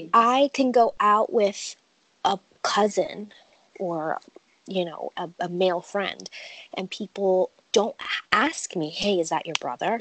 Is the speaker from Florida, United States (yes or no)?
no; New York, United States; moved away as an adult; also born or lived in Virginia; now in Wilmington, United States; I grew up in New York, and it's it's tough